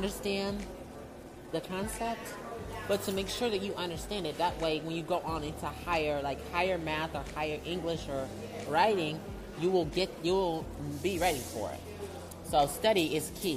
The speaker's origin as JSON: {"language": "English", "town": "Detroit", "region": "Michigan", "country": "United States", "tie": "born or raised there", "moved": "as an adult", "said": "my hometown, Detroit"}